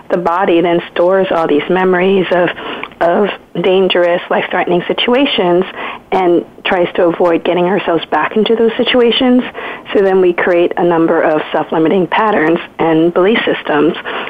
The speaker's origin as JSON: {"language": "English", "town": "Philadelphia", "region": "Pennsylvania", "country": "United States", "tie": "born or raised there", "also_born_or_lived": "Vietnam", "said": "growing up in Philadelphia, my parents had a hard time asking for help"}